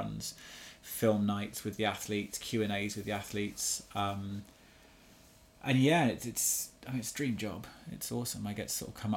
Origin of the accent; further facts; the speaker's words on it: Chamonix, Auvergne-Rhône-Alpes, France; I get to look after them in my hometown, show them the new restaurants that are open